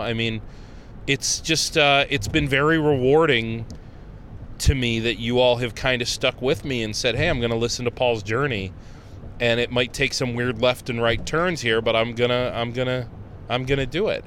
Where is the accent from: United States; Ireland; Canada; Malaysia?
United States; Conneaut, Ohio; now in Rochester, United States; I grew up in Conneaut, Ohio